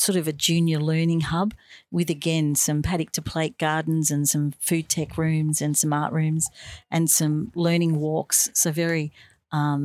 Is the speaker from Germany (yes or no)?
no; Bonbeach, Victoria, Australia; at home where I grew up in Bomb Beach. That's down near Frankston.